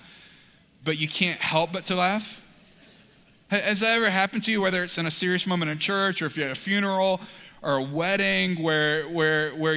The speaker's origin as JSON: {"language": "English", "town": "Montgomery", "region": "Alabama", "country": "United States", "tie": "born or raised there", "said": "So I was born in Montgomery, Alabama."}